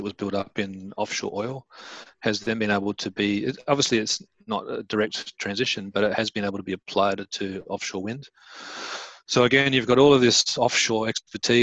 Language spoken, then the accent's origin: English; Australia; now in United Kingdom; I'm from Australia